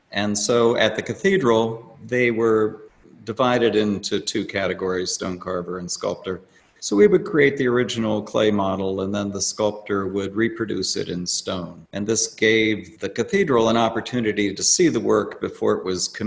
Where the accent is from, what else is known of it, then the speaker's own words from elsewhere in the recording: Washington, District of Columbia, United States; born there; now in Silver Spring, United States; I was born in Washington, D.C., and I now live and sculpt in Silver Spring.